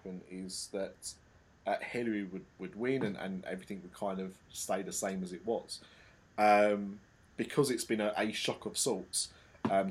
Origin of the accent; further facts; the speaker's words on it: United Kingdom; I'm such a Brit